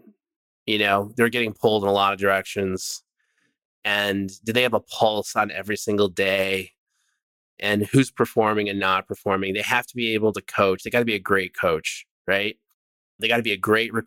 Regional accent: upstate New York, United States; now in California, United States; I am from upstate New York. I'm from the East Coast. All my family's back there.

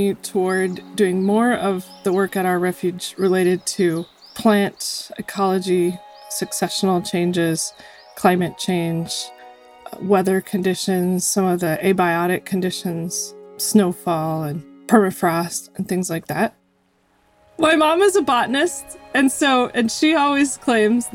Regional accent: Colorado, United States; now in Yukon River village, United States; I grew up in Colorado in the mountains and spent most of my childhood outdoors whenever I could be.

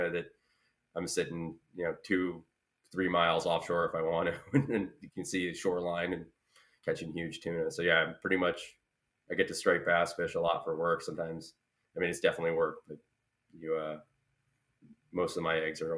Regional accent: United States; moved away as an adult; now in Massachusetts, United States; I grew up on Long Island Sound and started doing all my fishing in saltwater at a young age there

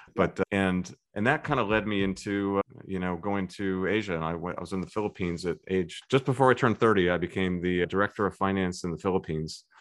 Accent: Tidewater, Virginia, United States; also born or lived in Syracuse, New York / Singapore / Williamsburg, Virginia; I grew up in the Tidewater, Virginia area

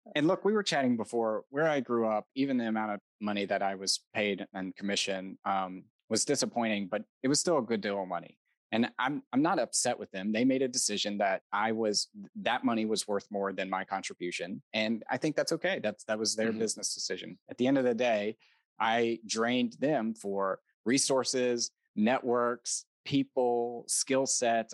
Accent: United States; I was born in America

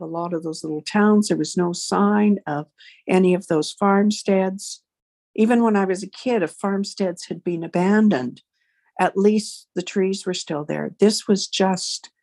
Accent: Manitoba, Canada; moved away; also born or lived in Hanna, Alberta; I'm from Manitoba originally

